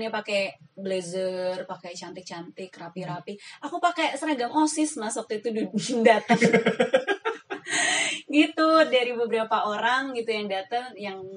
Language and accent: Indonesian; Magelang, Central Java, Indonesia; aku besarnya di Magelang sampai sekarang